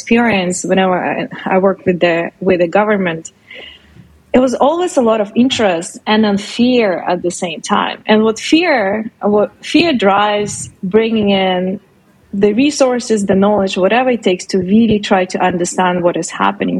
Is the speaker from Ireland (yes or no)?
no; Russia; now in Canada; I'm originally from Russia